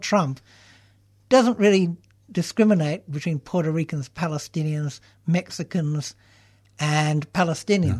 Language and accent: English; Canberra, Australian Capital Territory, Australia; moved away as an adult; also born or lived in Melbourne; Canberra, which is my hometown